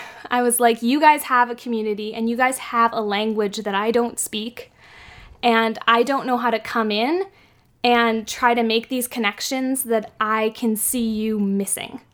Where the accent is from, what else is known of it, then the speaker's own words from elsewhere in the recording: San Francisco, California, United States; I grew up in San Francisco